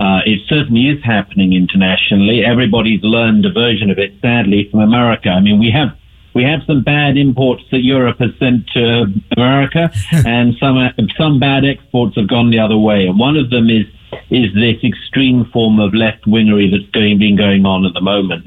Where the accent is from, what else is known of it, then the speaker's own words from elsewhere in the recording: United Kingdom; I'm from the United Kingdom, and uh, the accent's a bit of a giveaway.